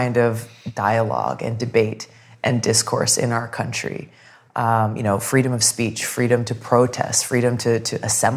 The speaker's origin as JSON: {"language": "English", "region": "Hawaii", "country": "United States", "tie": "born or raised there", "said": "growing up in Hawaii, this is where I go back to with my roots"}